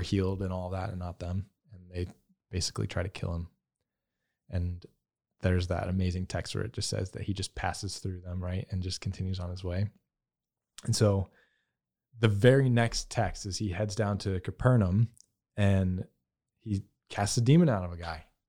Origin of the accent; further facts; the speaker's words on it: the South, United States; growing up in the South